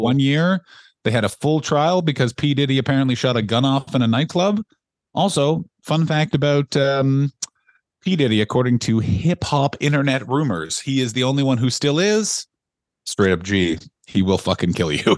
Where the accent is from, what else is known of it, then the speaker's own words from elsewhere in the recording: Canada; moved away; also born or lived in London, United Kingdom; I'm Canadian